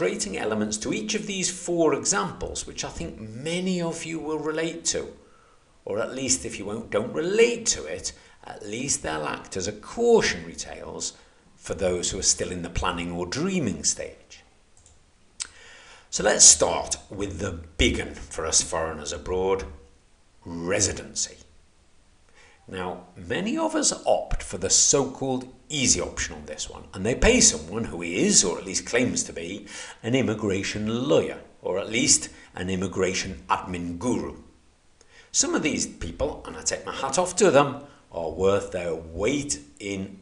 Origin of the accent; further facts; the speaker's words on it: United Kingdom; moved away as an adult; being British